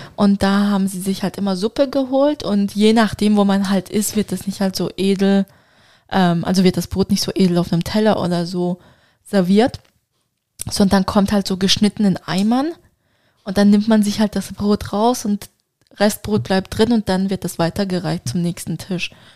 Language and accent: German; Turkey; für mich als Türkin